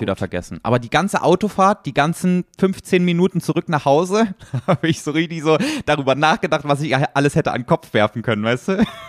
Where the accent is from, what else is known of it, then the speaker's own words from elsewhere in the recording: Germany; für uns als Deutsche